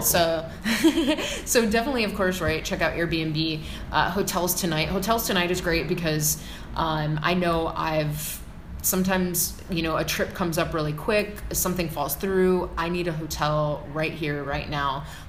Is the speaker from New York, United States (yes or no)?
no; Chicago, Illinois, United States; now in California, United States; as I grew up in Chicago